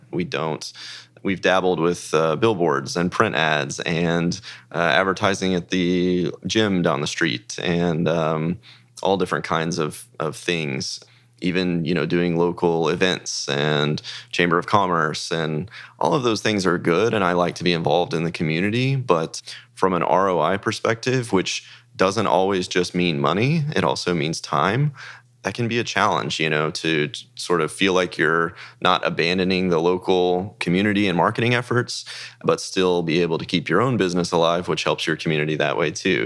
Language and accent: English; Dallas, Texas, United States; also born or lived in Frisco, Texas; I grew up in Texas in the Dallas area